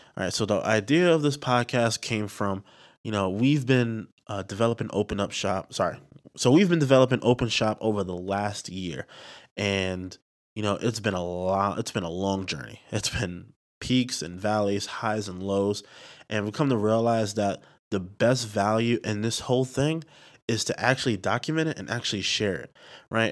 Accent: New York City, New York, United States; also born or lived in Delaware

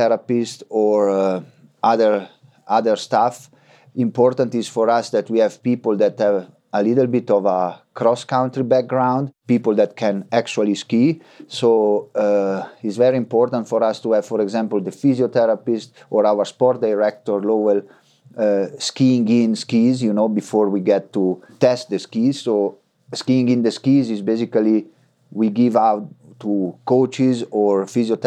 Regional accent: Frassinoro, Emilia-Romagna, Italy; We have a big tradition in cross-country skiing in my town, in Frassinoro

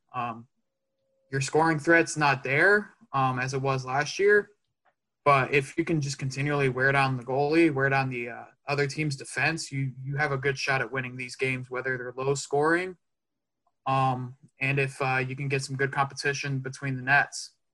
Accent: Dallas, Texas, United States; I'm a native of Dallas, Texas

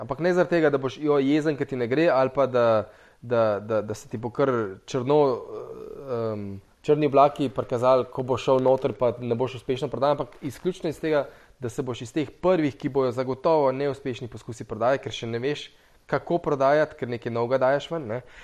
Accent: Slovenia

